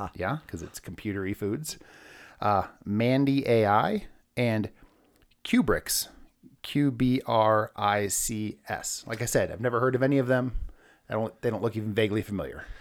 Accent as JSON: {"language": "English", "region": "California", "country": "United States", "moved": "as an adult", "lives_now": "Denver, United States", "said": "I'm actually from California"}